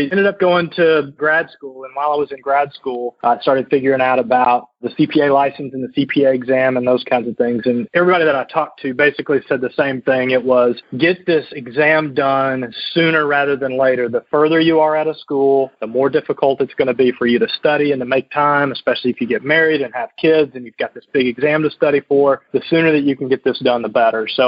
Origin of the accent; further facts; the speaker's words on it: the South, United States; I was from the South originally, so living in Indianapolis, Indiana, I distinctly remember scraping ice off my windshield well into May.